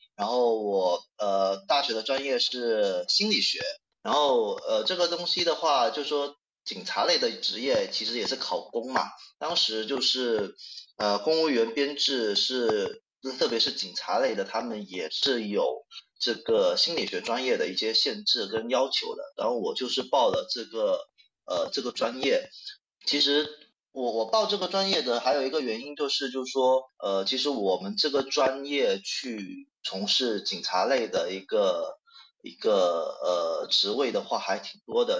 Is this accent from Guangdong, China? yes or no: yes; Guangdong, China; accent: 广普 (Guangdong-accented Mandarin); 我那个因为牙疼啊，然后可能导致我今天这个广吐会更加严重啊